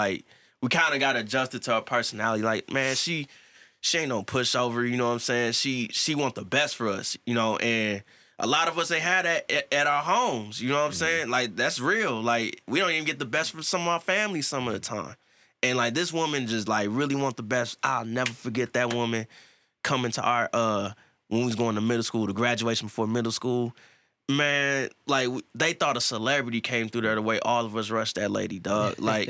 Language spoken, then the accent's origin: English; Boston, Massachusetts, United States; You know I'm from Boston, right?